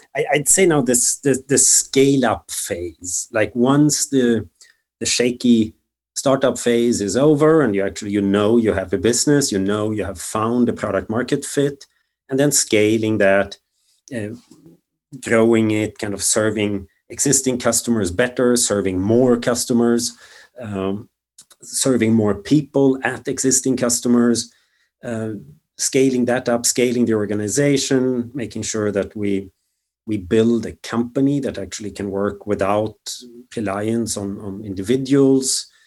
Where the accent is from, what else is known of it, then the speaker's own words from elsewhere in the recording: just outside of Stockholm, Stockholm County, Sweden; moved away as an adult; also born or lived in Germany; now in San Francisco, United States; grew up just outside of Stockholm